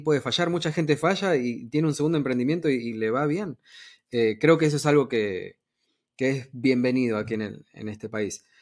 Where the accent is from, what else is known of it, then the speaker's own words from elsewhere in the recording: Argentina; now in United States; yo soy de Argentina